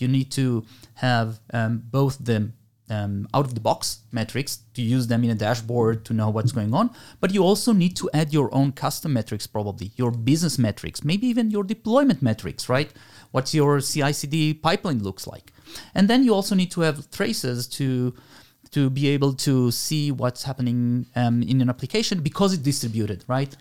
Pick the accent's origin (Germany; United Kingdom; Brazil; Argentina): Argentina; now in Israel; I was born in Argentina. I made Aliyah a long time ago, la, uh, seventy-one.